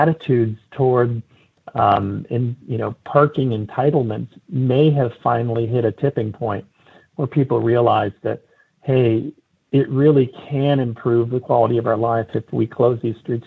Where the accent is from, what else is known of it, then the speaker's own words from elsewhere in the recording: San Francisco, California, United States; my hometown of San Francisco